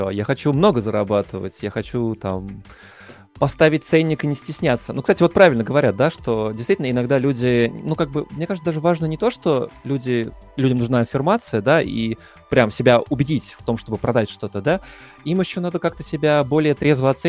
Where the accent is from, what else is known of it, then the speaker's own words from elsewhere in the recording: Moscow, Russia; я не американец, я москвич. Я зажравшийся москвич